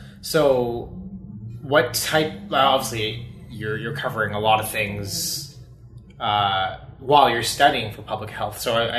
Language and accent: English; Elliot Lake, Ontario, Canada; I'm from a place called Elliott Lake.